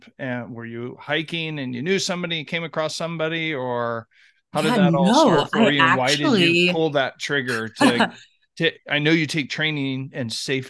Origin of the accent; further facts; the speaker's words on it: Kansas, United States; from Kansas.